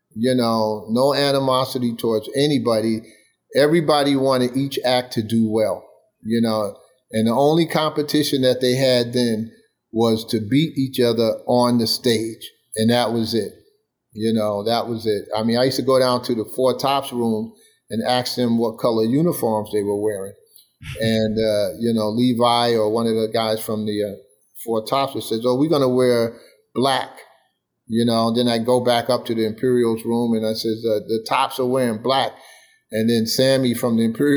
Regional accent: New York City, New York, United States; I grew up in Bed-Stuy, Brooklyn

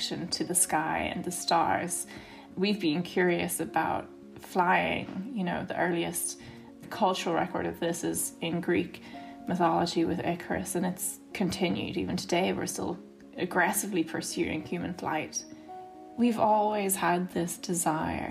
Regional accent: Armagh, Northern Ireland, United Kingdom; I'm from Northern Ireland. I'm from Armagh.

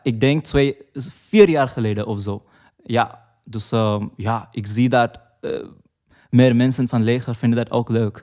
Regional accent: Mumbai, Maharashtra, India; moved away; ik kom uit Mumbai, dat is een heel grote stad. Maar we wonen eh, vlakbij een bos

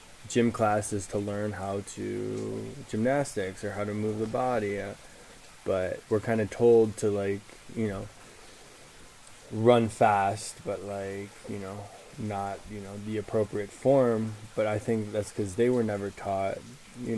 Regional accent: suburbs of Chicago, Illinois, United States; I was born in Chicago and I was raised in the suburbs of Chicago, 45 minutes north towards Milwaukee, Wisconsin

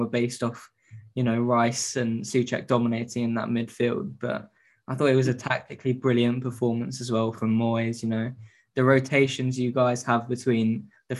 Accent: Brighton, South East England, United Kingdom; my hometown, Brighton

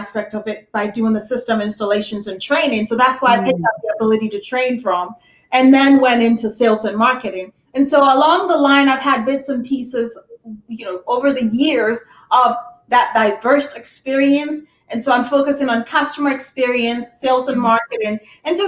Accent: Ghana; moved away as an adult; now in United States; I'm from Ghana. I was raised in Ghana, came to college here in the US.

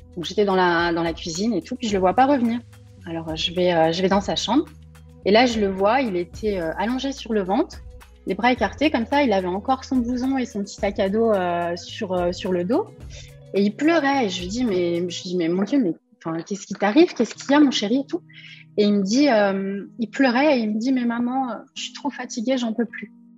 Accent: Cormeilles-en-Parisis, Île-de-France, France; je suis née à cormeil en Parisie, en région parisienne, le 4 janvier 1977

